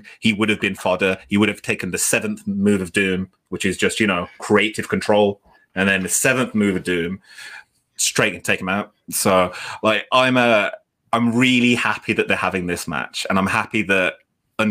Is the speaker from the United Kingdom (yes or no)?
yes; United Kingdom; We're British